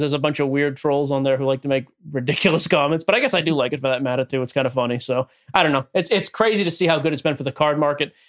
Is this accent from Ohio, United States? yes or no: no; Boston, Massachusetts, United States; moved away as an adult; now in Nashville, United States; born and raised in Boston, Massachusetts, about 20 minutes north of the city. I live in Nashville area with my wife now